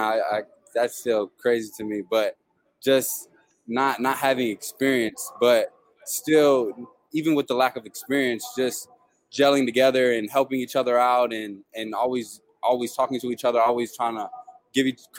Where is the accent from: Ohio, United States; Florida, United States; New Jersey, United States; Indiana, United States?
Florida, United States; North Fort Myers; It was good. It was good. Raised by my mom and my two sisters.